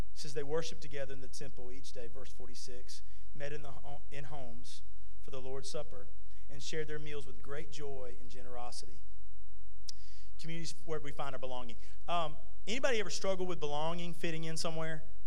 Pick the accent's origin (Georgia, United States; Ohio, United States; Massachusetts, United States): Georgia, United States; Irwin County; also born or lived in Fitzgerald, Georgia; I grew up in Irwin County